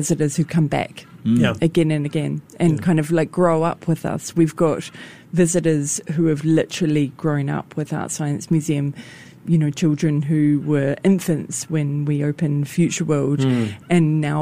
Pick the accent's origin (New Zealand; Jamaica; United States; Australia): New Zealand; now in Singapore; as a New Zealander